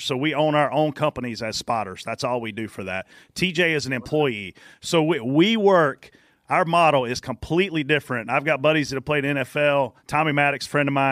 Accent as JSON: {"language": "English", "town": "Pageland", "region": "South Carolina", "country": "United States", "tie": "born or raised there", "said": "I grew up in Pageland, South Carolina"}